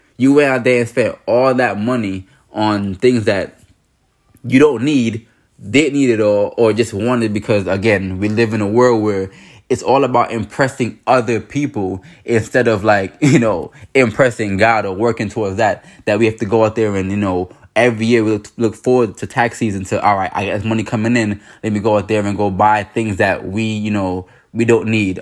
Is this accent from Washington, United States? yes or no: no; New York, United States; growing up in New York